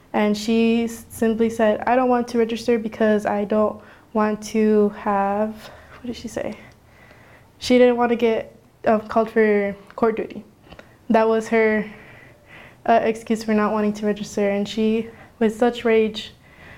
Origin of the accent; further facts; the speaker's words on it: Phoenix, Arizona, United States; I come from the West Phoenix area